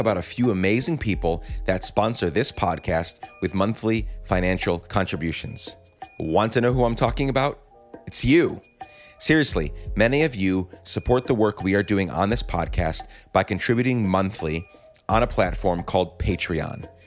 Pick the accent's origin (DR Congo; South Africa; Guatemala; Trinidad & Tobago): Guatemala; now in United States; I grew up in Guatemala